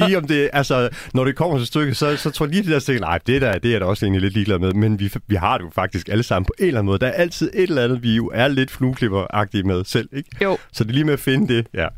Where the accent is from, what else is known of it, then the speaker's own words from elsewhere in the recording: North Jutland, North Denmark Region, Denmark; moved away; jeg er opvokset i Brost øh, i Nordjylland